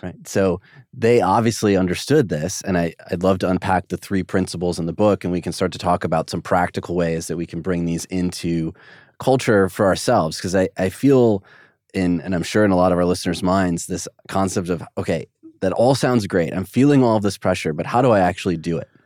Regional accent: United States; as an American

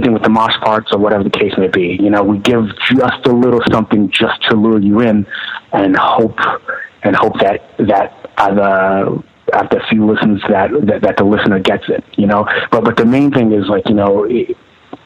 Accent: New York City, New York, United States; No, Brooklyn all my life. Okay. You know, I was born in Brooklyn, Kings County Hospital

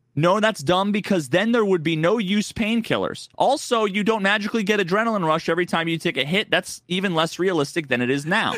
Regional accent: New England, United States; I grew up in New England

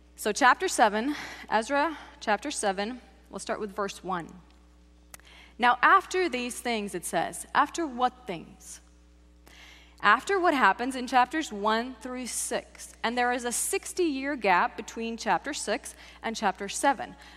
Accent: Czechia; now in United States; I grew up in the Czech Republic

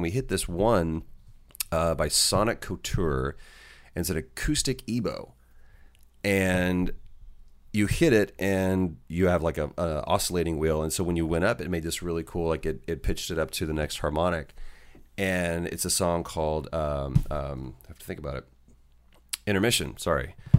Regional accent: Jacksonville, Florida, United States; And I'm from Jacksonville, Florida. So apparently I talk like this.

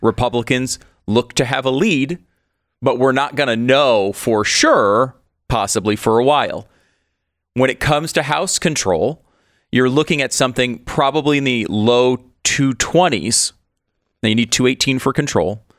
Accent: Connecticut, United States; moved away; Constitution State, I grew up in Connecticut.

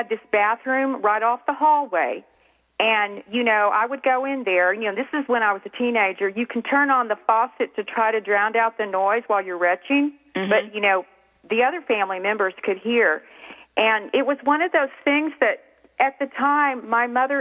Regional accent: Clovis, New Mexico, United States; now in North Texas, United States; I grew up in Clovis, New Mexico.

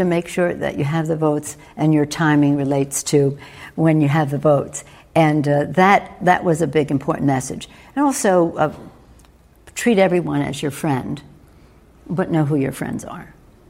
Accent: Baltimore, Maryland, United States; I grew up in an Italian-American neighborhood, Little Italy, in Baltimore, Maryland.

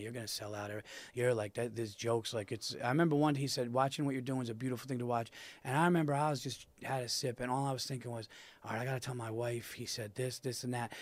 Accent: New York, United States; my hometown

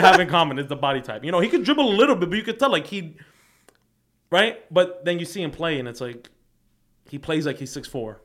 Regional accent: New York City, New York, United States; I'm from Queens, so, like, mind you, my parents are, they came off the boat, right? So, I'm first generation

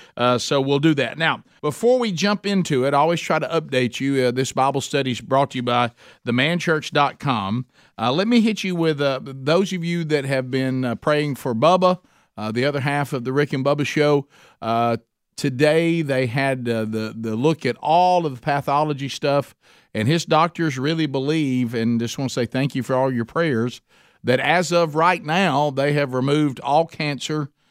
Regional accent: Oxford, Alabama, United States; my hometown, Oxford, Alabama.

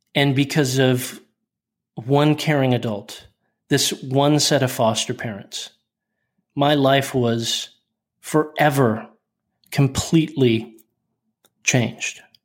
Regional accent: Oklahoma City, Oklahoma, United States; I was born in January in a hospital in Oklahoma City

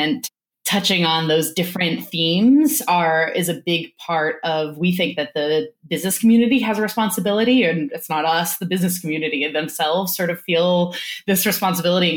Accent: New Orleans, Louisiana, United States; moved away; I grew up in New Orleans

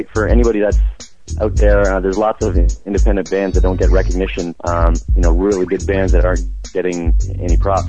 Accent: St. Catharines, Ontario, Canada; I'm from St. Catharines, Ontario, Canada, and I'm 26.

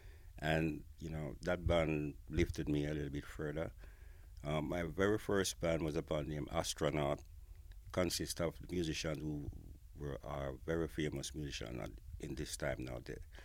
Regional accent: Kingston, Jamaica; moved away as an adult; now in United Kingdom; I'm a musician from Kingston, Jamaica. I came to Britain on the request of Trojan Records to perform and develop reggae music in Britain.

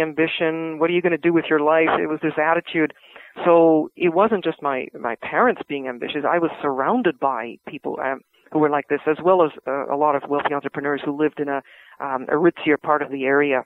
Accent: Vancouver, British Columbia, Canada; born or raised there

